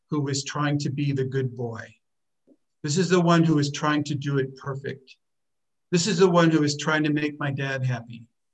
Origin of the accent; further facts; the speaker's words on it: United States; moved away as an adult; I was born in America